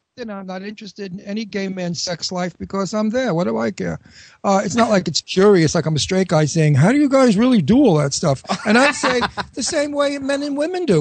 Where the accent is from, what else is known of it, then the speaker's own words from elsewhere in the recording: New York, United States; accent: New York; also born or lived in Florida / Pennsylvania; now in Philadelphia, United States; that's my hometown. I'm a New Yorker, as you can hear from my accent